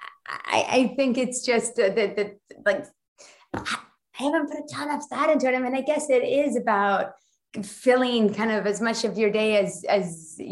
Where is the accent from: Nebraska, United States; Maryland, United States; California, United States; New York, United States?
New York, United States; moved away as an adult; now in Netherlands; I'm from New York where everybody gets up early.